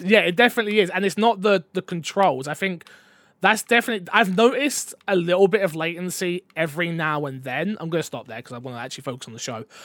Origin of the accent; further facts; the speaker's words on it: England, United Kingdom; as a, a British man, as an English man